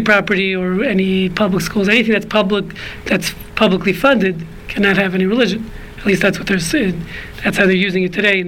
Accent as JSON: {"language": "English", "town": "New York City", "region": "New York", "country": "United States", "tie": "born or raised there", "said": "I grew up in Brooklyn"}